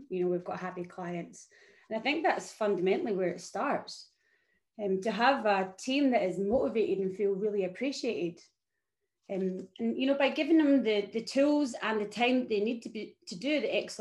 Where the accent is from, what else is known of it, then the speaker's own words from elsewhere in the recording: Scotland, United Kingdom; moved away as an adult; now in Melbourne, Australia; I am Scottish